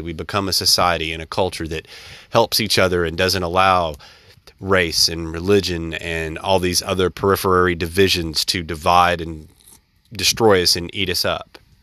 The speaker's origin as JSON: {"language": "English", "region": "central Alabama", "country": "United States", "tie": "born or raised there", "said": "I grew up in the South. I grew up in the, you know, the mid, mid, uh, s-, part of, uh, the state of Alabama"}